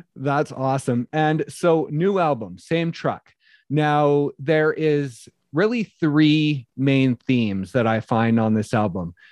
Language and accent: English; just outside of Calgary, Alberta, Canada; I was born just outside of Calgary, Alberta, so lifelong Flames fan